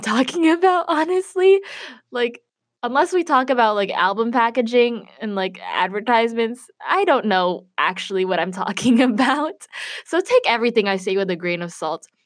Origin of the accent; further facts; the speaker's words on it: Chicago, Illinois, United States; I'm from Chicago